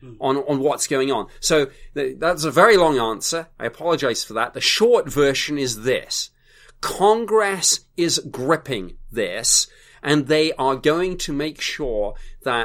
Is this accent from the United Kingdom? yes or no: yes; United Kingdom; I'm a Brit.